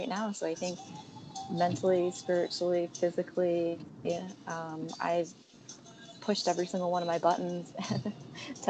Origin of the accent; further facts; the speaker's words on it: Chicago, Illinois, United States; moved away as an adult; also born or lived in Hong Kong; I was born and bred in Chicago